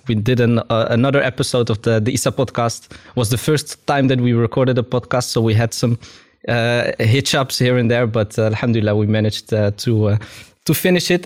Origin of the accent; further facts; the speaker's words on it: Amsterdam, North Holland, Netherlands; I grew up in Amsterdam, in the southeast part of Amsterdam, which was very multicultural